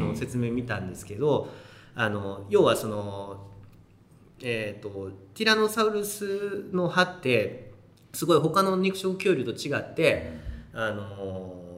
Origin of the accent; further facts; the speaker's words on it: Kobe, Hyogo, Japan; 子供の頃ね神戸に住んでたんで